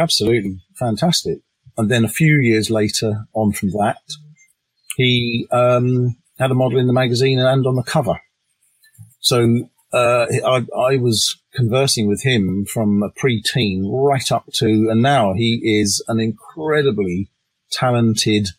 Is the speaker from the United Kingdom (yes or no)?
yes; England, United Kingdom; I'm English